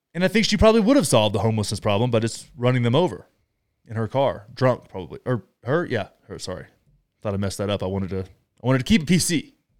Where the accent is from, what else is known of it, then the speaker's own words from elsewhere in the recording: United States; we as American citizens